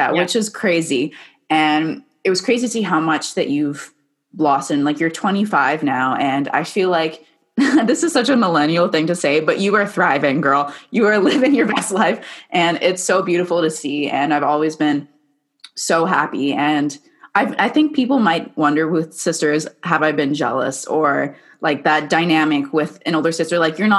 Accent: Vancouver, British Columbia, Canada; So we're from Vancouver, so that's a little bit of perspective.

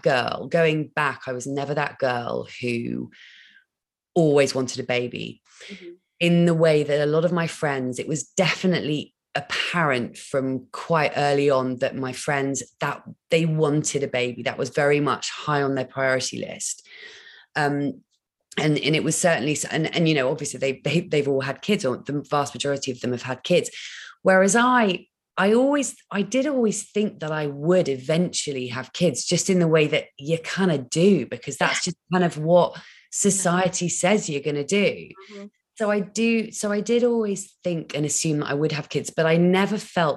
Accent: Dorset, South West England, United Kingdom; moved away; I'm born and bred in Dorset

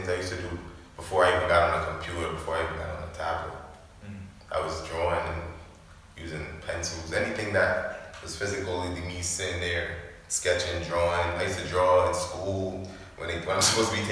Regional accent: Jamaica; moved away; also born or lived in Canarsie, Brooklyn; I was raised in Jamaica

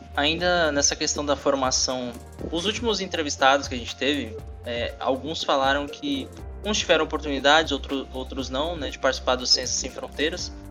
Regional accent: São Paulo, Brazil; moved away as an adult; now in Natal, Brazil; Eu sou de São Paulo, então eu tô aqui há uns 5 anos em Natal

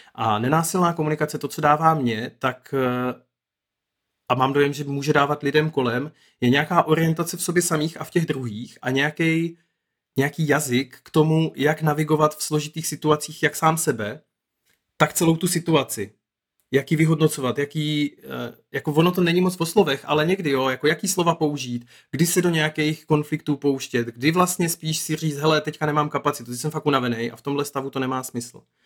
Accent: Moravian Wallachia, Zlín Region, Czechia; now in Brno, Czech Republic; já jsem se narodil na Valašsku a tam je situace ve školství fakt jako hodně jiná

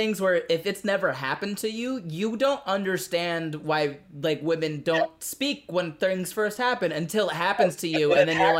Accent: Florida, United States; Yeah, and I grew up in Florida.

